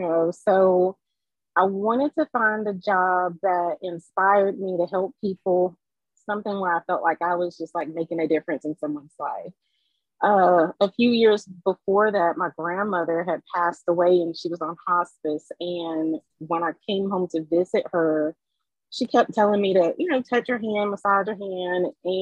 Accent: Germany; moved away; also born or lived in Lafayette, United States; So I was born in Lafayette. I'm a military brat. So when I was three, my parents moved to East Germany.

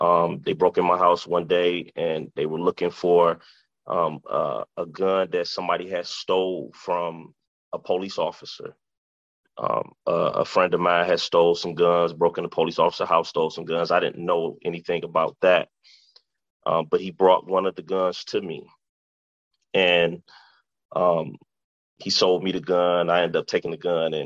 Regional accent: Detroit, Michigan, United States; I grew up in Detroit. I was born and raised in Detroit

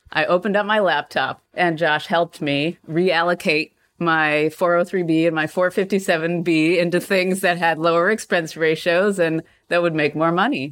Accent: Canada; moved away as an adult; also born or lived in Krakow, Poland; I grew up in Canada.

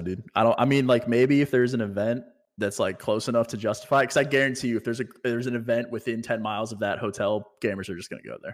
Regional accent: Virginia, United States; moved away as an adult; also born or lived in California; now in Texas, United States; So I moved back home to Virginia and then I moved from Virginia here.

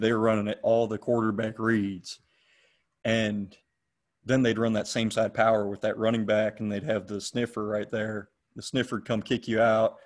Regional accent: McDonough, Georgia, United States; also born or lived in Cleveland, Ohio; I'm originally from Cleveland, Ohio. I was born hmm. born there, lived there for about ten years till my family moved down to uh, Henry County, Georgia, where I lived in McDonough, and now I'm in Locust Grove. Um, I went to Eagles Landing High School in McDonough

